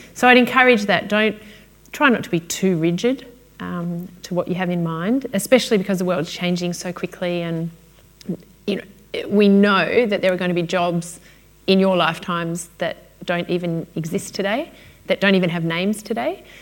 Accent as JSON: {"language": "English", "town": "Melbourne", "region": "Victoria", "country": "Australia", "said": "I'm from Melbourne"}